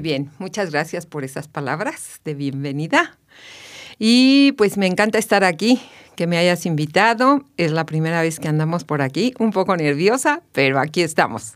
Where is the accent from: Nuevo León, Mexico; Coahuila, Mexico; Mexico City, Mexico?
Mexico City, Mexico; moved away as an adult; now in Querétaro, Mexico; yo soy de la Ciudad de México, nací en la Ciudad de México, pero hace ya 22 años que llegué a Querétaro